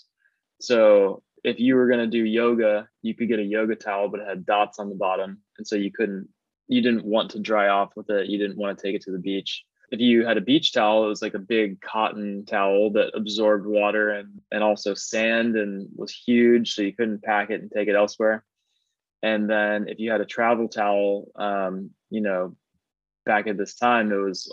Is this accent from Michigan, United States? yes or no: no; Northern Virginia, United States; moved away; I'm originally from Northern Virginia and like the DC area. And I grew up in the suburbs there